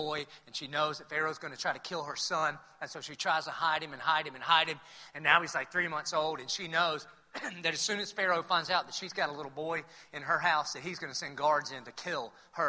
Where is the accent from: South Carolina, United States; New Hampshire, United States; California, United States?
South Carolina, United States; Dillon; now in Jacksonville, United States; I'm from Dillon, South Carolina